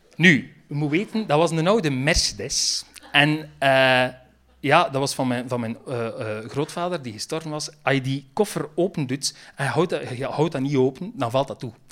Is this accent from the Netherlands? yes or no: no; Roeselare, Flanders, Belgium; accent: West Flemish; moved away; wij komen van het hart van West-Vlaanderen. Ik kom uit de rood